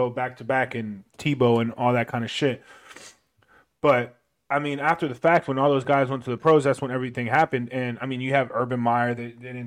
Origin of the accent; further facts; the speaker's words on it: Florida, United States; Yeah, but we're, we're all from Florida, man.